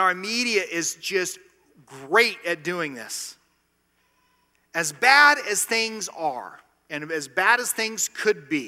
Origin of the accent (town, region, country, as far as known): United States